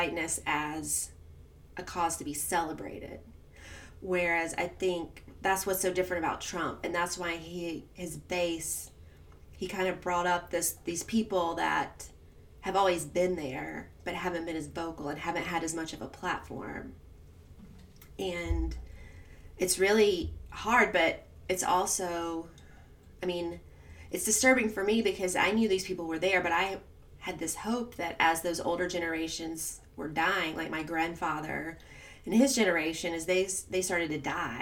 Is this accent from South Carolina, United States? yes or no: yes; South Carolina, United States; I'm from South Carolina